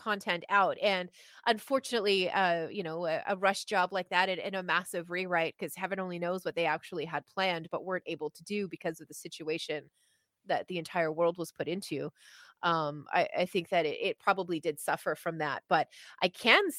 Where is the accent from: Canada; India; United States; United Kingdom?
Canada; moved away; as a Canadian